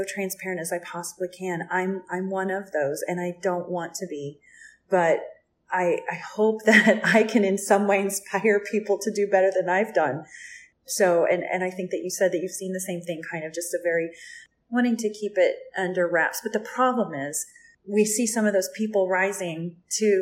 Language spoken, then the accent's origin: English; Oklahoma, United States; my home state of Oklahoma